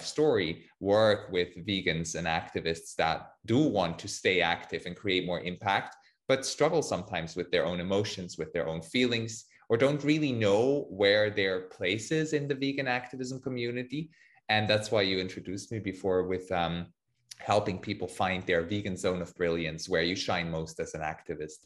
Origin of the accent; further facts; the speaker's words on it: Switzerland; I'm from Switzerland